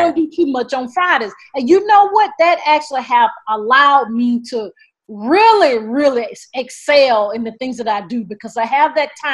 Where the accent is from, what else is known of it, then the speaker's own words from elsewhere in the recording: the South, United States; I'm from the South